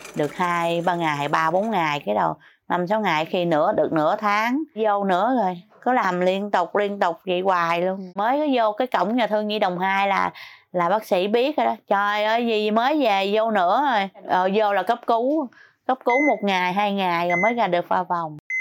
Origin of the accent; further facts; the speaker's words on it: Sóc Trăng, Vietnam; now in Ho Chi Minh City, Vietnam; quê tôi ở Sóc Trăng Hồi nhỏ